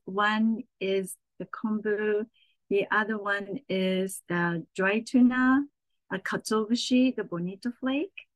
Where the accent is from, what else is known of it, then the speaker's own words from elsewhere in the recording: Saitama, Japan; also born or lived in Tokyo, Japan; now in New York City, United States; I was born in Tokyo and grew up in Saitama, which is right next over.